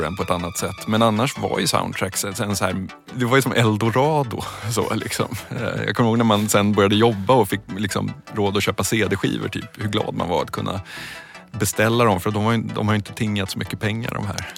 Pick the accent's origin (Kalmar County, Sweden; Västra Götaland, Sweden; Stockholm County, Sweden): Stockholm County, Sweden; Stockholm; jag växte upp i, i Midsommarkransen utanför Stockholm